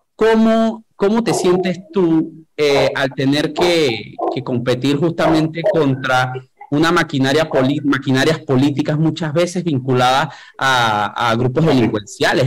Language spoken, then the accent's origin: Spanish; Panama; a mí como panameño